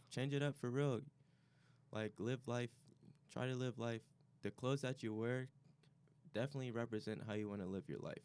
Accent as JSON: {"language": "English", "town": "Chicago", "region": "Illinois", "country": "United States", "said": "I'm coming from Chicago area"}